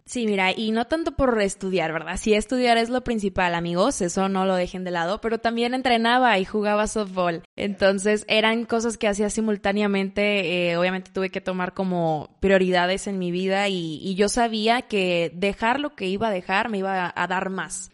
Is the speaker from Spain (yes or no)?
no; Monterrey, Nuevo León, Mexico; also born or lived in Mazatlán, Sinaloa; Nací en Mazatlán, Sinaloa, tengo 23 años, ya tengo aproximadamente 15 años viviendo en Monterrey, así que me gusta considerarme una sinaloense, pero que ya se formó como regia